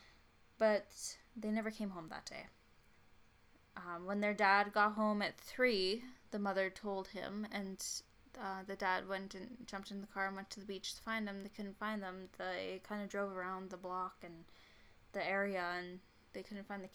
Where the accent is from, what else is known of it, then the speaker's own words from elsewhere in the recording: Canada; I'm Canadian